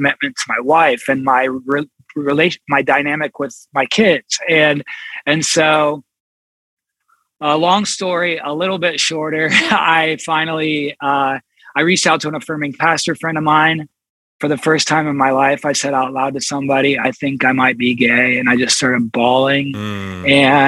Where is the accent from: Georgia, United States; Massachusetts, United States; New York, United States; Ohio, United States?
Ohio, United States; Columbus; I grew up here in Columbus. I live in Columbus now